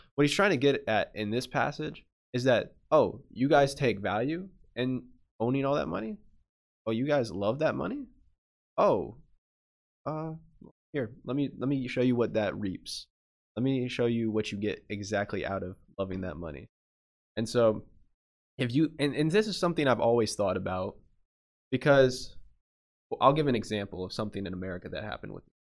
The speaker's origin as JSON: {"language": "English", "country": "United States", "said": "we're American"}